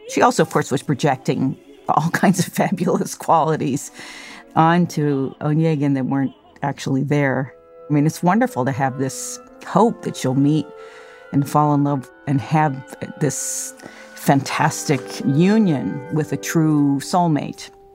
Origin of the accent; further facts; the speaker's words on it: United States; as an American